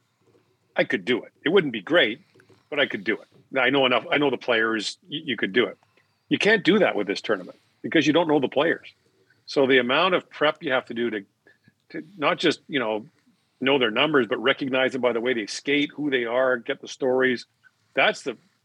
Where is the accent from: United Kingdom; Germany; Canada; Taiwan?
Canada; Edmonton, Alberta; moved away as an adult; now in Toronto, Canada; I'm in Edmonton doing this now. I grew up here and worked here.